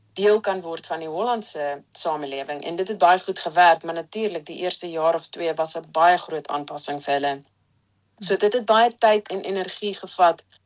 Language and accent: Afrikaans; Stellenbosch, Western Cape, South Africa; moved away as an adult; also born or lived in Empangeni; now in Netherlands; Stellenbosch toe getrek saam met my gesin en daarso het ek groot geword. So ek dink ek was iets soos 3 jaar oud. So Stellenbosch voel eintlik maar soos my tuisdorp.